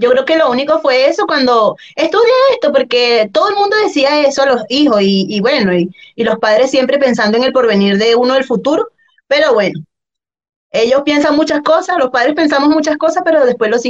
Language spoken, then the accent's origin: Spanish; Guacara, Carabobo, Venezuela; moved away as an adult; also born or lived in Zulia, Venezuela; now in Chile; yo soy de Valencia, de Guacara, eso es la mejor ciudad, de... no mentira, Eso es eh, en la parte central de Venezuela, cercano a la costa. Y bueno, ahí eh, viví mi, toda, casi toda mi vida, 20 años